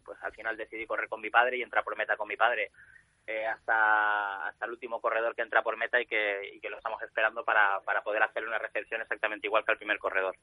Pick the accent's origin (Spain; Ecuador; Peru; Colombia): Spain; me siento como corredor español orgulloso y como organizador español orgulloso